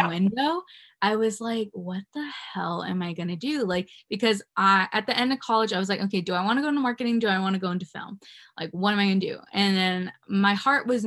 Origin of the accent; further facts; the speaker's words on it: California, United States; also born or lived in Virginia; I was born in Virginia and then I moved to California when I was like 10. And then I've stayed here forever because I love it here